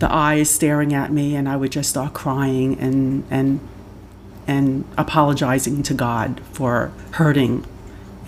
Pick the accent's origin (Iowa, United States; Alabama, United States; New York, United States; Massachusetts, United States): New York, United States; New York City; also born or lived in Rockland County, New York / Orange County, New York; I grew up in the Bronx, New York. For my first 11 years, I stayed there. And then I moved up to the suburbs, so Rockland County, Orange County, if anybody knows the Hudson Valley area